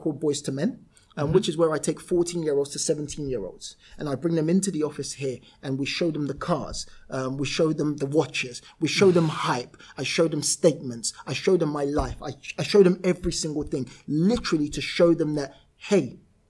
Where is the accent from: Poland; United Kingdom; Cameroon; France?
United Kingdom; London; I literally went to where I was born and raised. I wasn't born there, where I was raised in Camberwell.